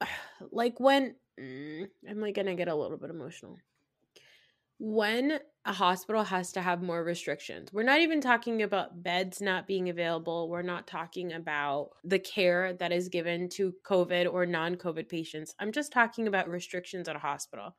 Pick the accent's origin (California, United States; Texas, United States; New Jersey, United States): New Jersey, United States; I'm a Pakistani girl from New Jersey